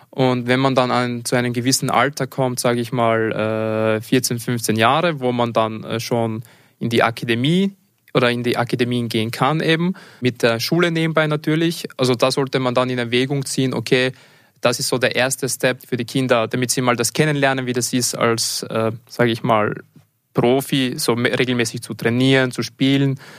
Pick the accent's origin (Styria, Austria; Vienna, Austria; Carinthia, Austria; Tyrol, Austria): Styria, Austria; Leoben; Also ich bin ursprünglich aus Leoben und versuche auch so oft es geht, meine Familie zu besuchen.